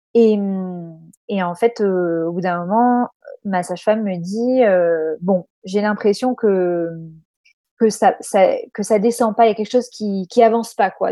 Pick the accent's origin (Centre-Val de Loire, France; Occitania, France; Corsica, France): Corsica, France; now in Australia; on est de Corse